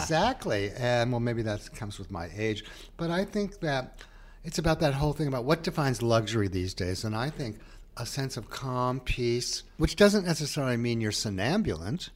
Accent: New Haven, Connecticut, United States; moved away; I was from that, and I was from New Haven, too, in the area

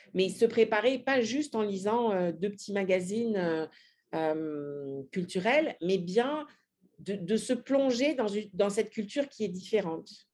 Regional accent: France; moved away; en tant que Français

